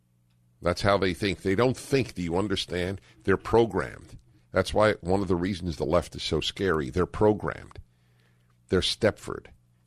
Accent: Midwest, United States; When I was growing up in the Midwest, coming out to my family at the age of 15 was one of the hardest things I've ever done.

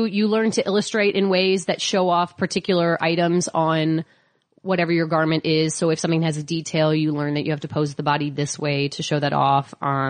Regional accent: Midwest, United States; We always called it the fantasy shop. I'm from the Midwest.

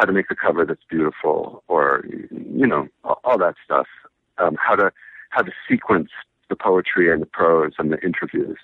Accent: Washington, District of Columbia, United States; now in New York, United States; I was born in Washington, D.C., and I was raised in Washington, D.C., in the city, in Adams Morgan

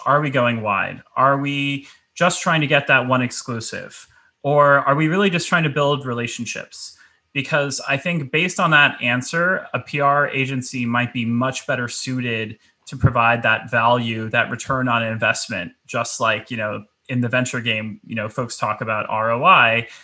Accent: New York City, New York, United States; as a New Yorker

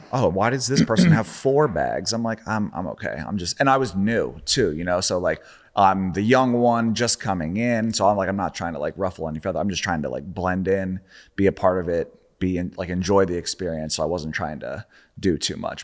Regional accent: Charlotte, North Carolina, United States; moved away; I grew up in Charlotte

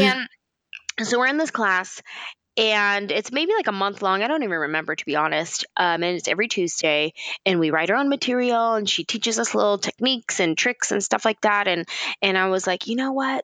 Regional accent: San Jose, California, United States; I'm from San Jose

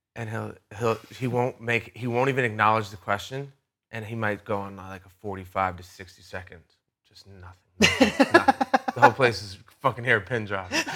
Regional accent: Rhode Island, United States; I'm from Rhode Island, which is a small place

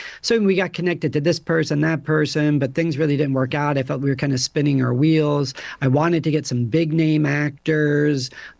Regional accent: United States; also born or lived in Europe; I had lived in Europe for 12 years. You know, I grew up here right outside New York City.

